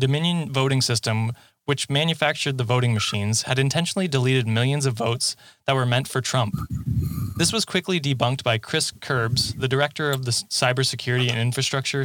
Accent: Canada; I'm from Canada

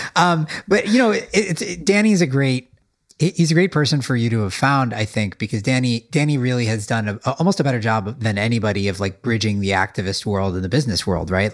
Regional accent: Midwest, United States; I was brought up in the Midwest

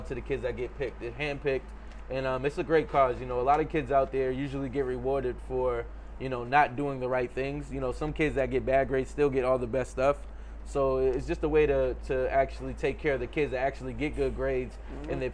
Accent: Boston, Massachusetts, United States; I'm from Boston

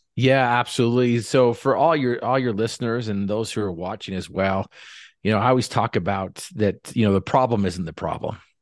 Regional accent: North Logan, Utah, United States; We grew up in North Logan

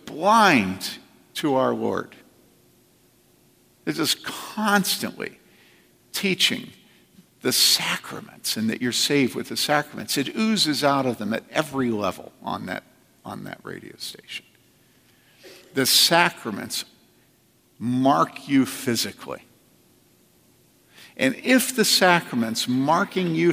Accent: East Coast, United States; moved away; I grew up body surfing on the East Coast

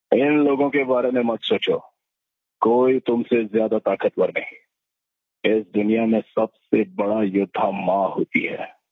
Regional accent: Mumbai, Maharashtra, India; also born or lived in Satara / Panvel; माझा जन्म सतरा ऑगस्ट एकोणीशे एक्याऐंशी मी प्रॉपर मुंबईचा आहे नेहरूकर हॉस्पिटल लोअर मध्ये जे आहे तिथे माझा जन्म झाला

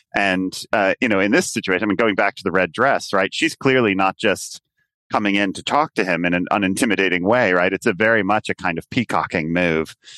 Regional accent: United States; moved away as an adult; now in London, United Kingdom; my sense of what being an American was

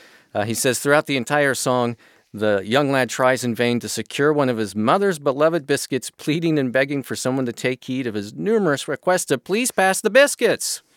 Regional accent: Wichita, Kansas, United States; I was born in Wichita, Kansas

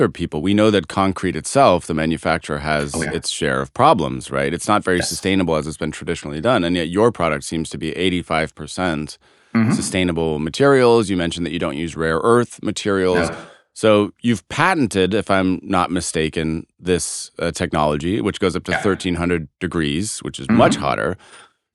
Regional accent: United States; we as American

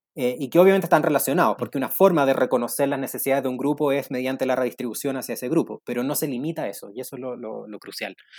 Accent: Chile; lo que nos falta como chilenos es una narrativa

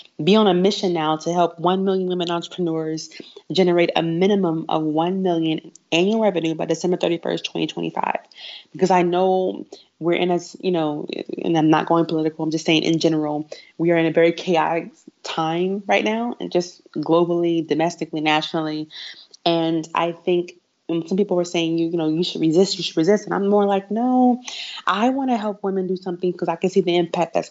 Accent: Houston, Texas, United States; I grew up in Houston, and I went to Kerr High School, which is an A-Leaf ISD in Houston, Texas

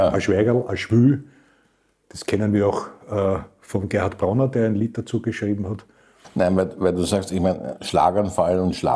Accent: Vienna, Austria; ich als Wiener verstehe

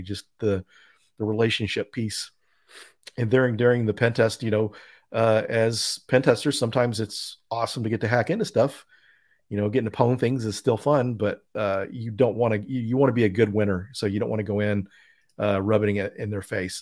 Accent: Denton, Texas, United States; Denton, Texas is my hometown. So I grew up there

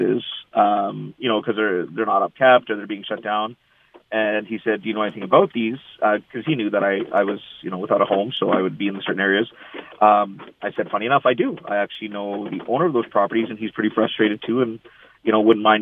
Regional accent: Canada; I'm born and raised, I'm Canadian, I'm as Canadian as they come.

